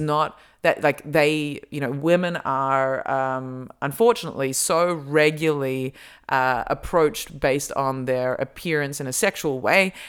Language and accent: English; Australia; accent: Australian; moved away; my Australian accent comes out a lot stronger